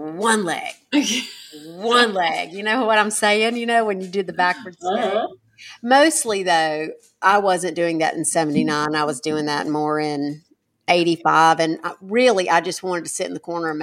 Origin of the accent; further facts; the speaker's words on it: United States; we as an American people